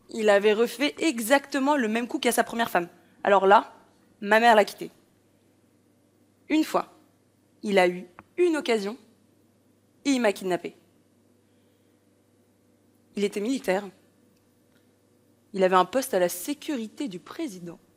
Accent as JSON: {"language": "French", "country": "Poland", "tie": "born there", "said": "Je suis née en Pologne."}